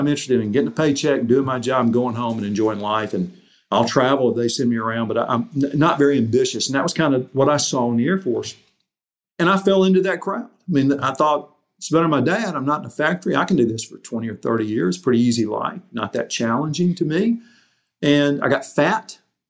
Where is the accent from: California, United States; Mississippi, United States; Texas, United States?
Mississippi, United States; moved away as an adult; also born or lived in Arkansas; I'm from Mississippi.